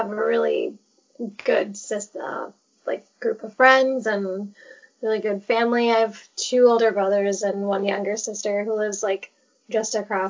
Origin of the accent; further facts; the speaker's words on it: Minneapolis, Minnesota, United States; I'm 35, and I grew up in Minnesota, in the Twin Cities, and I live here now. I've moved around a bit, but since my injury, I've been back here, so since 2012.